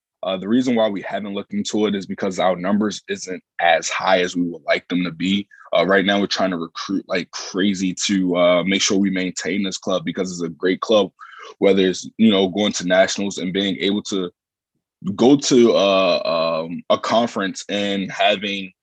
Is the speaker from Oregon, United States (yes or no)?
no; Baltimore, Maryland, United States; moved away as an adult; I'm originally from Baltimore, Maryland. I came up here from Baltimore, Maryland